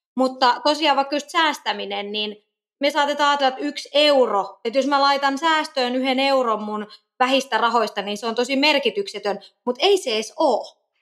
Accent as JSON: {"language": "Finnish", "town": "Kokkola", "region": "Central Ostrobothnia", "country": "Finland", "also_born_or_lived": "Helsinki", "moved": "yes", "lives_now": "Nokia, Finland", "said": "Mä oon muuten Kokkolasta kotoisin"}